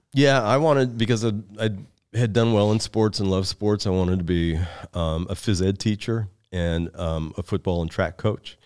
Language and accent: English; Seattle, Washington, United States; moved away as an adult; also born or lived in Lincoln, Nebraska; I was born and reared in Seattle, Washington